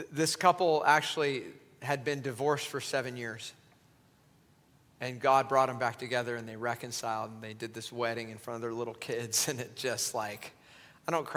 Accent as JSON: {"language": "English", "region": "Southern California", "country": "United States", "said": "I come from Southern California, where meat grows in supermarkets"}